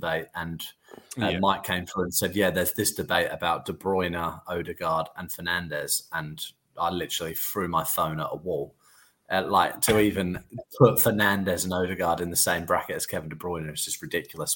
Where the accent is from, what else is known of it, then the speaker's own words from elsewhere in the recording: England, United Kingdom; being English